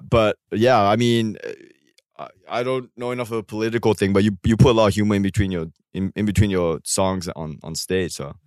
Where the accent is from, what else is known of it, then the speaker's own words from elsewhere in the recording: Singapore; moved away as an adult; also born or lived in Australia / New York; now in United States; I was growing up in Singapore, and then I went to Australia for law school